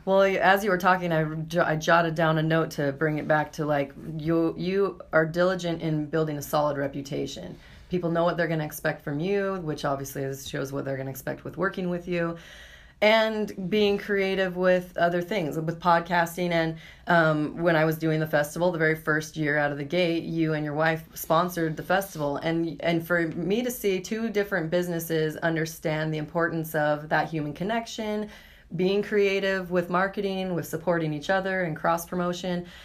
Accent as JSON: {"language": "English", "town": "Boise", "region": "Idaho", "country": "United States", "tie": "born or raised there", "said": "I was born and raised in Boise"}